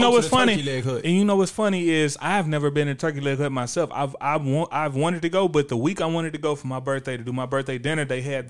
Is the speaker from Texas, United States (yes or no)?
yes; Houston, Texas, United States; because you know we are from Houston, Texas.